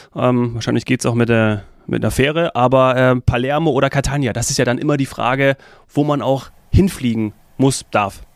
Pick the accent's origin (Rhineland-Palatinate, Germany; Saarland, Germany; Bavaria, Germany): Bavaria, Germany; Munich; mich als Münchner